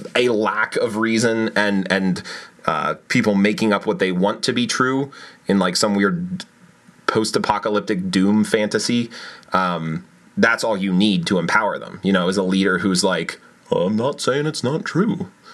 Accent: Pennsylvania, United States; proud to be a Pennsylvanian

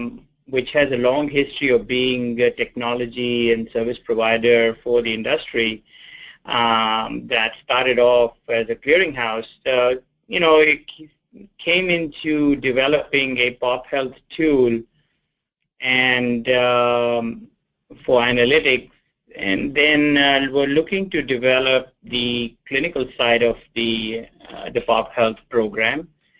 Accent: England, United Kingdom; born there; also born or lived in India; now in United States; I was born in England, after my formative years, studied in India, went to med school in India, came back to England

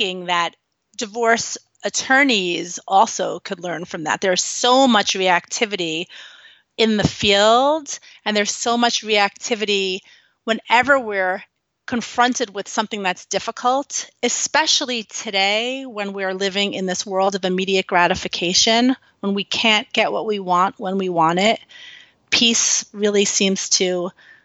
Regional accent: New York City, New York, United States; I grew up in New York City.

